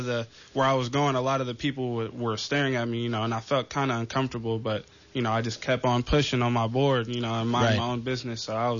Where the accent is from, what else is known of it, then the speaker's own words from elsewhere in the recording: Oakland, California, United States; also born or lived in Daly City; I came from Oakland, originally from Oakland.